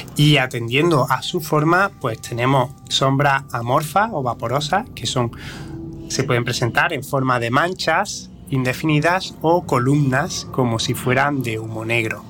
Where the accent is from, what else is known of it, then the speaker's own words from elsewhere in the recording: province of Córdoba, Andalusia, Spain; aquí en la provincia de Córdoba se han dado, de que de donde yo procedo